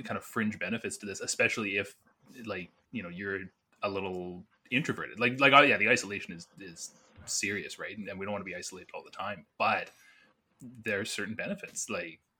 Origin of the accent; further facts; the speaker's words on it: Burlington, Ontario, Canada; moved away; I'm actually from Burlington. And So my family is down there